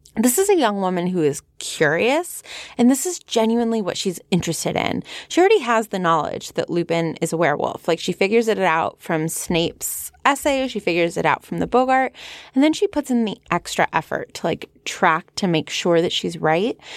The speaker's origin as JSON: {"language": "English", "area": "San Fernando Valley", "region": "California", "country": "United States", "accent": "Valley Girl", "said": "my Valley Girl accent"}